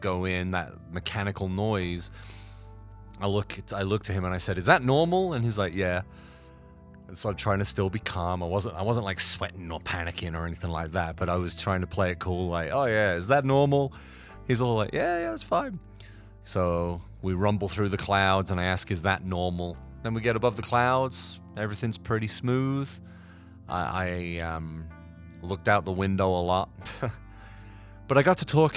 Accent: United Kingdom; I was very British and didn't want to leave Britain

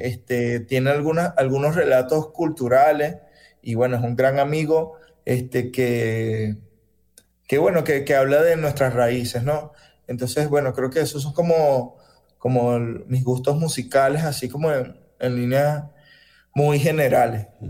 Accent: Caracas, Capital District, Venezuela; also born or lived in Río Caribe, Sucre; yo nací en Caracas, pero toda mi familia por parte de papá y por parte de mamá son de Río Caribe. Yo me crié este, casi que todas las vacaciones en Río Caribe

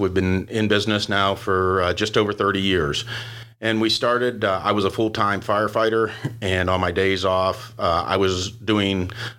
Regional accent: Ohio, United States; I'm from Ohio, so you got to remember that's the state up north.

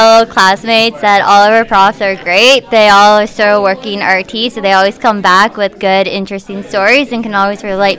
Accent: London, Ontario, Canada; I'm from London

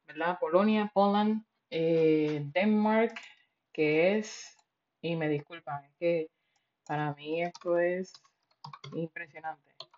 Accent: Puerto Rico; yo soy boricua

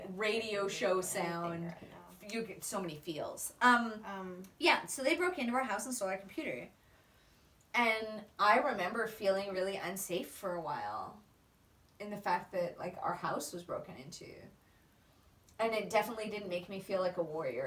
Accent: Canada; now in Australia; I am Canadian

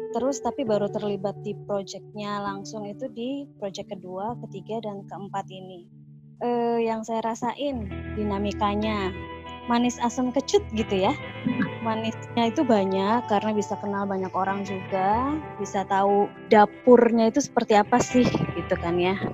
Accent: Jakarta, Indonesia; Saya dari Jakarta, parokinya di pinggiran Jakarta.

